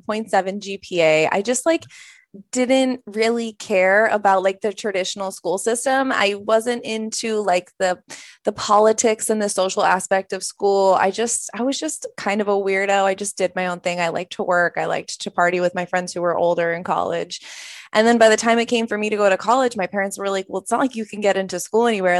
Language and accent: English; outside Boulder, Colorado, United States; moved away as an adult; also born or lived in San Francisco; I grew up in Colorado, so I grew up in the kind of the country, like twenty minutes outside of Boulder